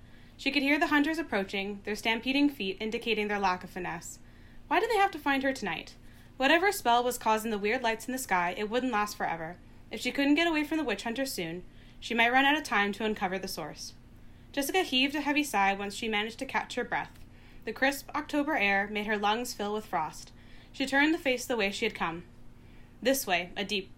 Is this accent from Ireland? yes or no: no; Squamish and Tsleil-Waututh territory, British Columbia, Canada; also born or lived in Guelph, Ontario; I'm currently living in Vancouver, which is on Musqueam territory, and I grew up on Squamish and Tsleil-Waututh